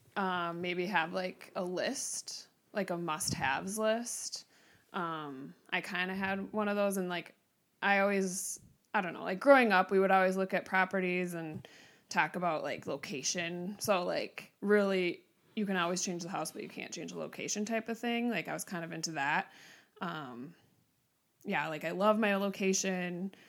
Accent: Mounds View, Minnesota, United States; I grew up in Mounds View, Minnesota

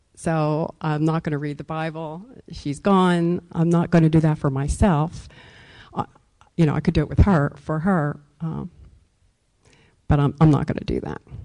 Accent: Wilmington, Delaware, United States; I grew up in Wilmington, Delaware

